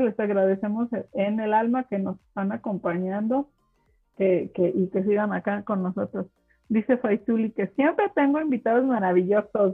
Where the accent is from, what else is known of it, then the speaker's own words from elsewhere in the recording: Mexico; first language German; Spanish is a second language; Como mexicano